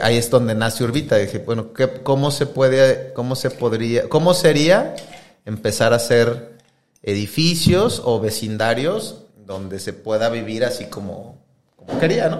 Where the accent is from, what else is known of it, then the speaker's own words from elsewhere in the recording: Querétaro, Mexico; also born or lived in Mexico City; now in Monterrey, Mexico; más bien nací en Ciudad de México, pero donde más viví fue en Querétaro